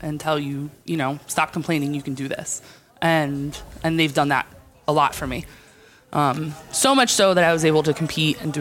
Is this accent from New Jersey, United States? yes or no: yes; Jersey Shore, New Jersey, United States; I am from New Jersey. I'm from the Jersey Shore.